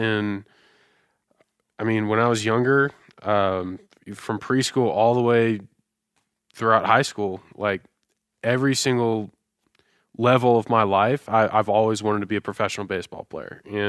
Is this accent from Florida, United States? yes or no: yes; Tampa, Florida, United States; also born or lived in New York City; I'm from Tampa, Florida.